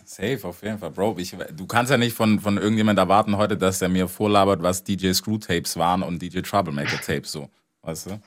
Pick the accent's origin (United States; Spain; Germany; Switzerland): United States; moved away; als Amerikaner